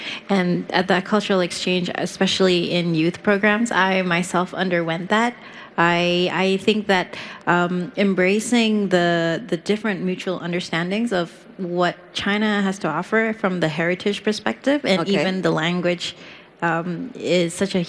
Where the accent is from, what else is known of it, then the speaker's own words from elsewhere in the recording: Brunei; I'm from Brunei.